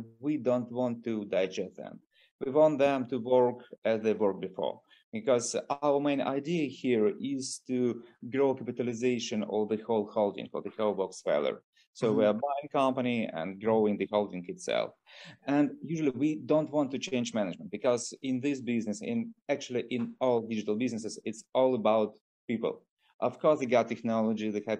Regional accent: Moscow, Russia; since I'm from Russia, so I'm from Moscow

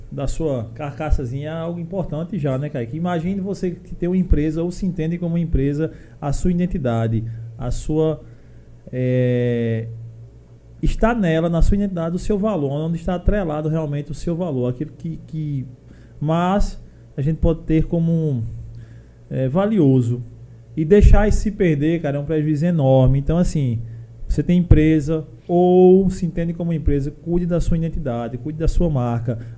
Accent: Paulista, Paraíba, Brazil; Eu sou de Paulista, ele de Desterro.

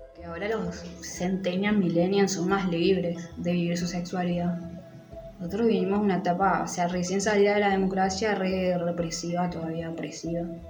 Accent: Formosa, Argentina; moved away; also born or lived in Buenos Aires; soy de Formosa Capital

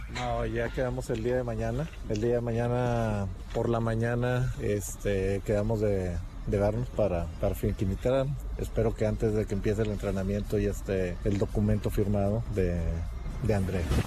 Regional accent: Mexico; nosotros como jugadores mexicanos jóvenes

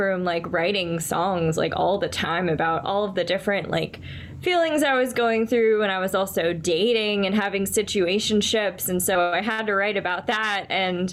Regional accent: Orlando, Florida, United States; moved away as an adult; also born or lived in Tallahassee, Florida / Brooklyn, New York City; now in New York City, United States; I'm originally from Orlando, Florida

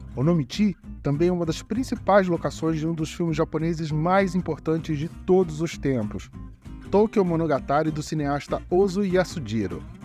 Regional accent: Rio de Janeiro, Brazil; Como bom carioca

